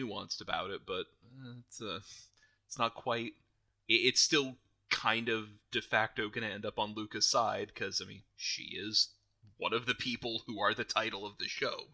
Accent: United States

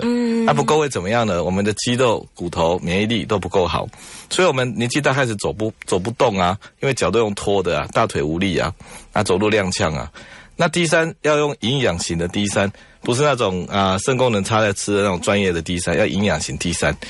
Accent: Taiwan; 因为我们台湾人也不太喜欢晒太阳嘛

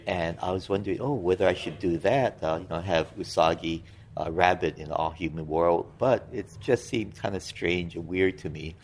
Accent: Hawaii, United States; moved away as an adult; also born or lived in Kyoto, Japan; now in Southern California, United States; I grew up in Hawaii, mm. spent about 20, about 22, 23 years there. And now I live in Southern California

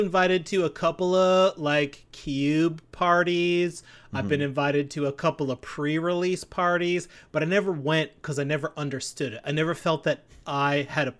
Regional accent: Timmins, Ontario, Canada

